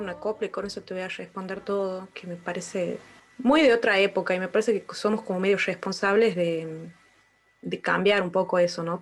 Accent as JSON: {"language": "Spanish", "town": "Colpes", "region": "Catamarca", "country": "Argentina", "tie": "born or raised there", "said": "Nací ahí, en ese pueblo que tiene eh, alrededor de 800 habitantes."}